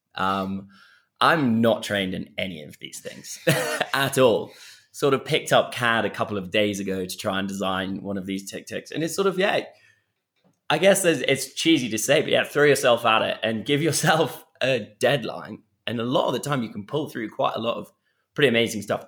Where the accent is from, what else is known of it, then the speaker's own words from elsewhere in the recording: Kenya; I grew up on a, on the edge of this conservancy